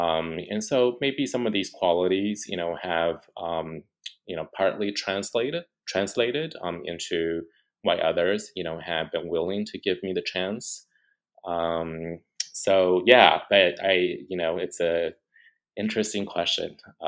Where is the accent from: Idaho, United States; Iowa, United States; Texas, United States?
Iowa, United States; Ames; also born or lived in Taiwan; So I was born in Taiwan, and I left Taiwan for the first time when I was about six years old. And we actually moved to Ames, Iowa, in the Midwest.